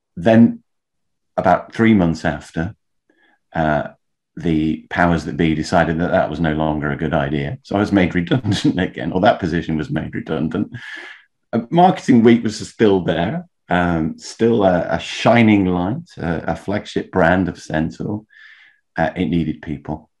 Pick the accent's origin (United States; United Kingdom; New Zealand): United Kingdom; Leeds, Yorkshire and the Humber; moved away as an adult; now in London, United Kingdom; I grew up in Leeds, by the way, moved down to London